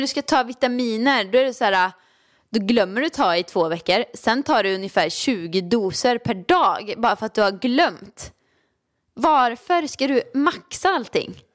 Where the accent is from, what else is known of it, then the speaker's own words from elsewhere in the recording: Åmål, Västra Götaland, Sweden; now in Stockholm, Sweden; jag kommer ju från Åmål och det var ett jättestort steg för mig att flytta till Stockholm